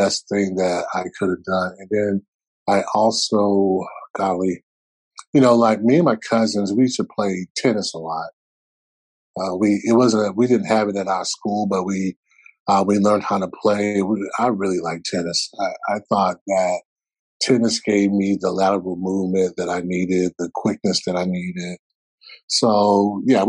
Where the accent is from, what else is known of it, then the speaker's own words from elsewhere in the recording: South Carolina, United States; Clemson is about almost 4 hours away from my hometown.